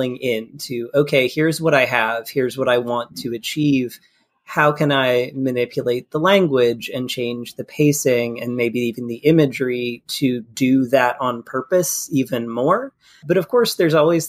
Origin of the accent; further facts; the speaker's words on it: Kentucky, United States; also born or lived in England; I'm from Kentucky.